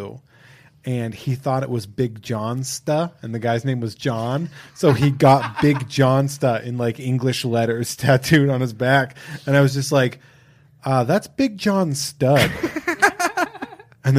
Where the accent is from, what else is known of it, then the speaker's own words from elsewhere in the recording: Massachusetts, United States; I had a lot of friends that were in bands growing up, like the ska scene in Massachusetts was huge